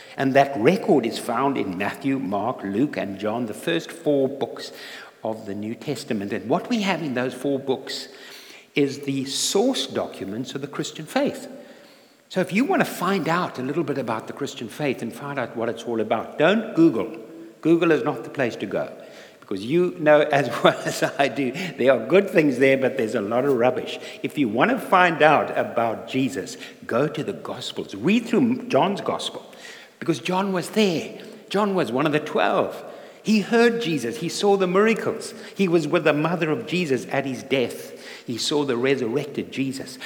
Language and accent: English; South Africa; moved away; I'm not a Geordie, I'm from South Africa and um, born in South Africa